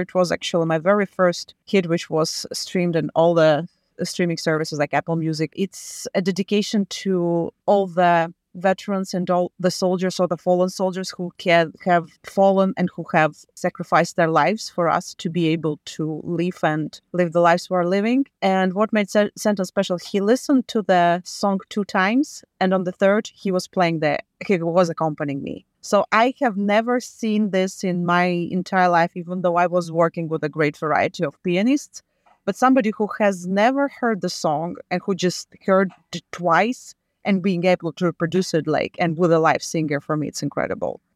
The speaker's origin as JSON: {"language": "English", "country": "Latvia", "tie": "born or raised there", "moved": "yes", "lives_now": "Malden, United States", "said": "I was born back in U S S R in nineteen eighty-six"}